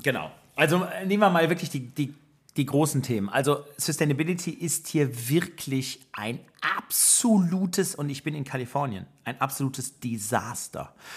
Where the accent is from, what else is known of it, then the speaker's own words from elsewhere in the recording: Germany; moved away as an adult; now in United States; als Deutscher